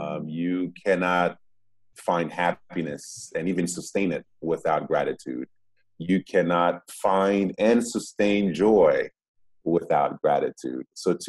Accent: Boston, Massachusetts, United States; born there; moved away; also born or lived in Democratic Republic of the Congo; Like, I was born in Boston before going to the Congo. Now, I was born in the United States. I didn't ask to be born in the United States.

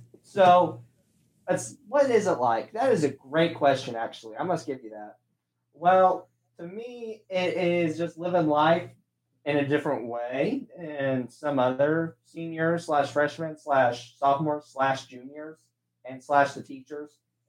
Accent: Indiana, United States; I'm a senior at our high school, and I'm from Indiana

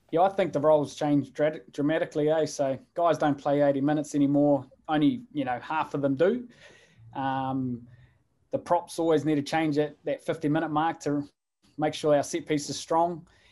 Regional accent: Hawke's Bay, New Zealand; I'm from the Hawke's Bay

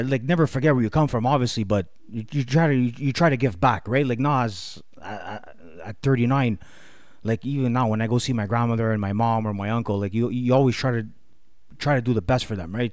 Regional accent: Montreal, Quebec, Canada; I grew up in Villemard with, uh, no, no, no, no, my grandparents.

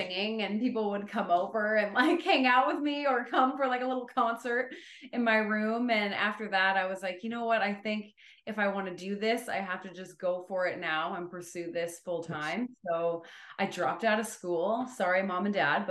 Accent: Ontario, Canada; I've always loved growing up here

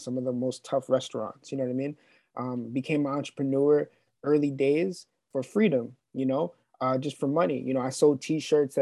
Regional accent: Long Island, New York, United States; I'm from Long Island, New York

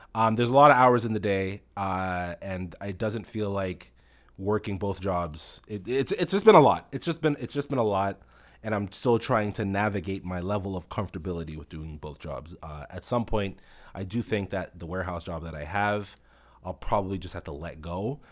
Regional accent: Toronto, Ontario, Canada; I'm a Rex man, you know, like I'm from the Rex

